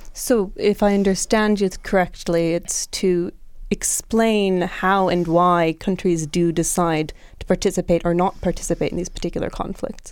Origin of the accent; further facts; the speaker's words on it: United States; as an American myself